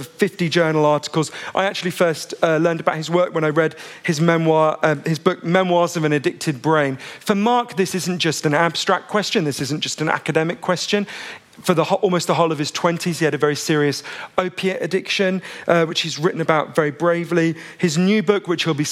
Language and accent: English; United Kingdom; I'm a British journalist.